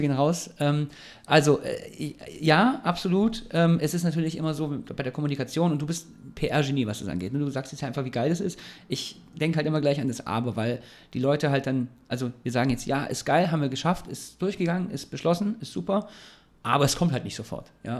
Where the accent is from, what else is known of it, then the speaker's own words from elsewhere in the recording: Ulm, Baden-Württemberg, Germany; now in Heidelberg, Germany; ich komme ja aus Ulm